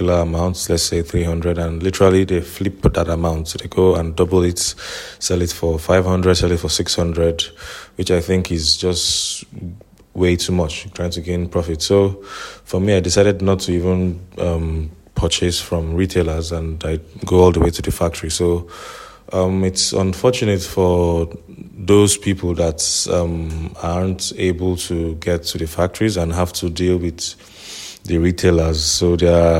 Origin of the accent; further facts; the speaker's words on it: Nigeria; As a Nigerian and currently living in Nigeria